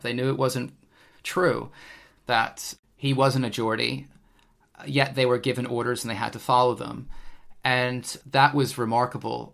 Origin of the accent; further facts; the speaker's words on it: United States; now in United Kingdom; being an American myself